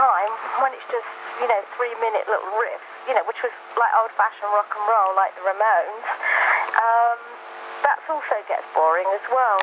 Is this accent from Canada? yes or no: no; London, United Kingdom; I grew up in Brixton.